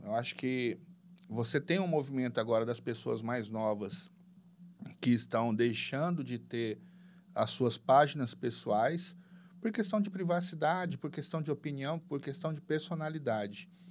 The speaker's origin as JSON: {"language": "Portuguese", "town": "Goiânia", "region": "Goiás", "country": "Brazil", "tie": "born or raised there", "also_born_or_lived": "São Paulo", "moved": "yes", "lives_now": "Cuiabá, Brazil", "said": "sou paulista, paulistano, crescido em Goiânia e vim atrás de Cuiabá"}